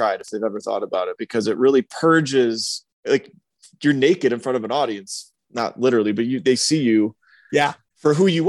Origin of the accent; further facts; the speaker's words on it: Michigan, United States; moved away as an adult; also born or lived in Atlanta / Greenville; Michigan, which was my home state